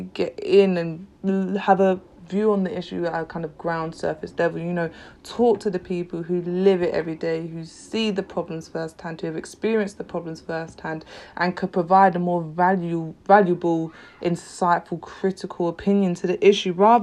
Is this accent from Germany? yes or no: no; London, United Kingdom; I'm from London, East London